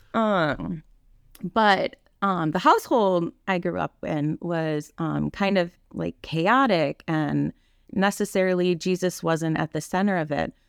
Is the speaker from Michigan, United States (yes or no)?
no; Kaukauna, Wisconsin, United States; now in Grafton, United States; I grew up in Kakana